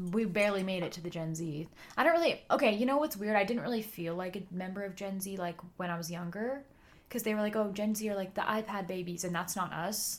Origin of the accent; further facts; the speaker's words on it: California, United States; We're from California